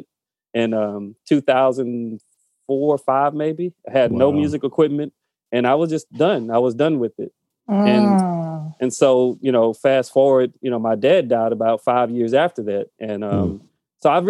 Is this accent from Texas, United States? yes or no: yes; Beaumont, Texas, United States; I grew up in, I'm from Texas, originally from Beaumont, Texas, a little small town